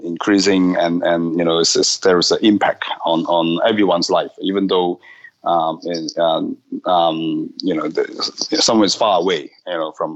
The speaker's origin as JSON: {"language": "English", "country": "Hong Kong", "moved": "yes", "said": "I'm from Hong Kong originally"}